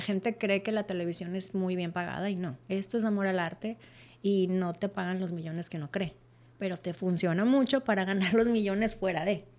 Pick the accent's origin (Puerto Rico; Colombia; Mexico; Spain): Mexico; Monterrey, Nuevo León; moved away as an adult; yo soy de Monterrey, Nuevo León